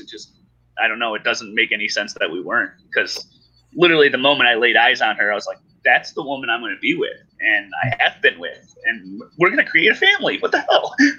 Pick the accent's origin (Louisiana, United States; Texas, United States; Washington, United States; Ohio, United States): Ohio, United States; moved away as an adult; also born or lived in Colorado; I was born and raised in Ohio